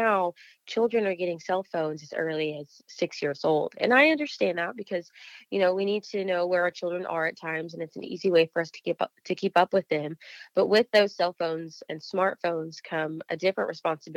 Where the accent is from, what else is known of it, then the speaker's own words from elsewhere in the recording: Harrison, Arkansas, United States; growing up in Harrison, there really wasn't a lot of diversity.